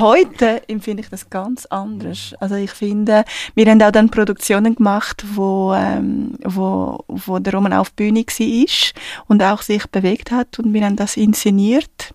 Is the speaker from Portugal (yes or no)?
yes; Portugal; German is a second language; moved away; da, wo ich geboren bin, in einer kleinen Stadt in Portugal